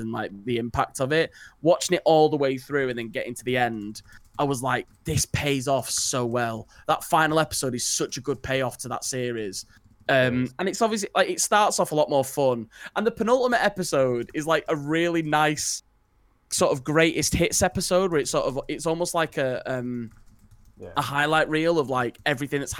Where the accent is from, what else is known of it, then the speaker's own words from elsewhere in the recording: United Kingdom; as like British people